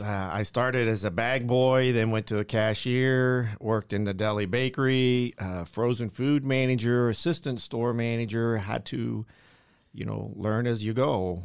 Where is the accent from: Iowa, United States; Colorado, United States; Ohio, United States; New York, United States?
Ohio, United States; Buckeye Lake; now in Las Vegas, United States; I'm from a one traffic light town in Ohio called Buckeye Lake, Ohio